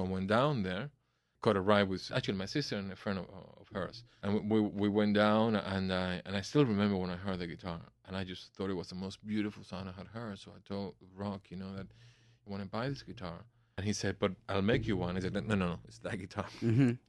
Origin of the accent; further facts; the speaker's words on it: Cuba; also born or lived in Miami / New Jersey; now in United States; Remember, we came from Cuba without a cent. So when my family decided to move from Miami up north to New Jersey, this man obviously wanted his guitar back